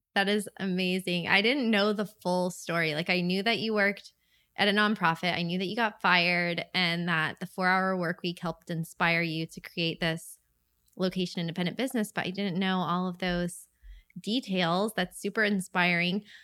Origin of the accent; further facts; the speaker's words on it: St. Augustine, Florida, United States; my hometown of Saint Augustine